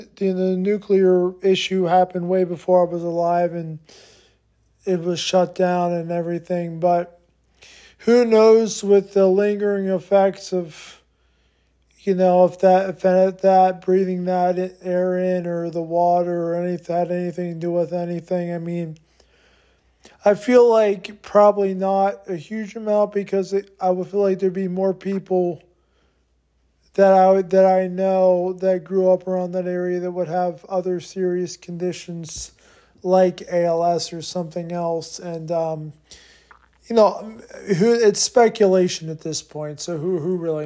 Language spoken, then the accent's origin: English; Harrisburg, Pennsylvania, United States; I grew up in Harrisburg, Pennsylvania